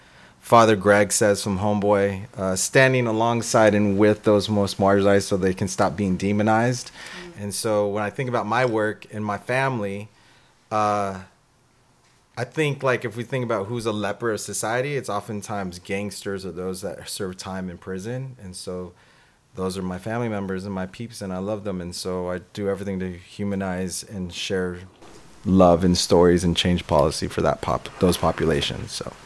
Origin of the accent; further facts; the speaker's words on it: East Ventura County, California, United States; also born or lived in Oxnard, California; now in Los Angeles, United States; I'm from Oxnard. I was born in Oxnard, farm working community, then raised in South Dakota, East Ventura. I came out to LA in, I'm going to age myself, 1995 to go to UCLA